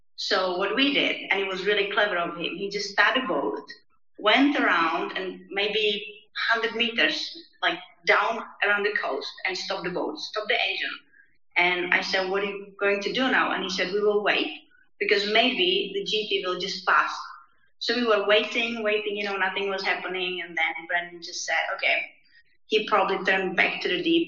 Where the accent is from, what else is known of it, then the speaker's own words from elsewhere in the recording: Czechia; I'm based and I came from Czech Republic